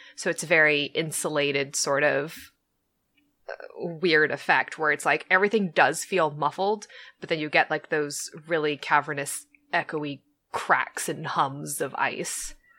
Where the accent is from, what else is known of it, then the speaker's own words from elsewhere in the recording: Southern California, United States; I was born and raised in Southern California.